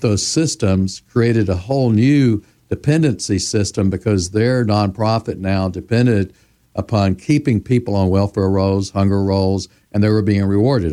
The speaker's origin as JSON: {"language": "English", "town": "Memphis", "region": "Tennessee", "country": "United States", "tie": "born or raised there", "said": "I was born in Memphis, Tennessee. I was eleven years old when Doctor Martin Luther King Junior was assassinated"}